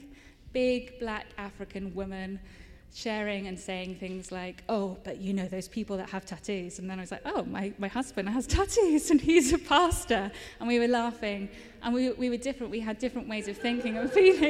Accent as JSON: {"language": "English", "town": "Cholsey", "region": "South East England", "country": "United Kingdom", "tie": "born or raised there", "moved": "yes", "said": "my hometown, Cholsey"}